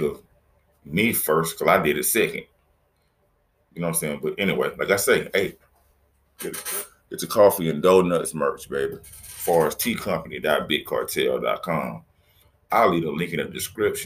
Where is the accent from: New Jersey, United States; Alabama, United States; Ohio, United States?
Alabama, United States; Mobile; My city, my hometown, where I live right outside of Mobile